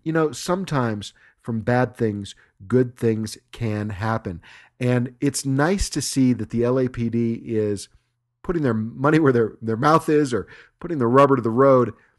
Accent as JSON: {"language": "English", "country": "United States", "said": "being an American"}